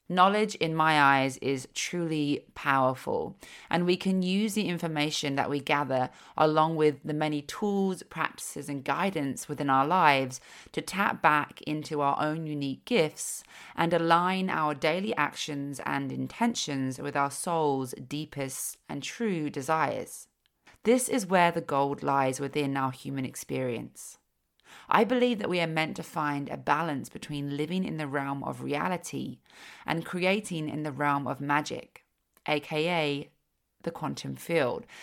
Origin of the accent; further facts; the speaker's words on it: London, United Kingdom; now in Slocan Valley, Canada; I was from London